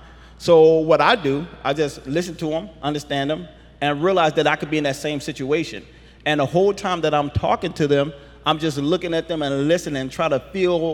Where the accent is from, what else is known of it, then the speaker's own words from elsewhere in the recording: Chicago, Illinois, United States; I grew up in Chicago